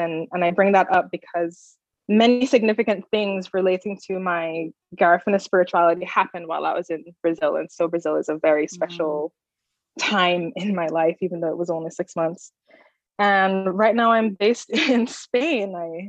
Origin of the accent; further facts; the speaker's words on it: Jamaica; Growing up in Jamaica, especially going to high school in Jamaica and being elsewhere, at home with my parents, we had the music and my mom took very great care to make sure that I knew our history.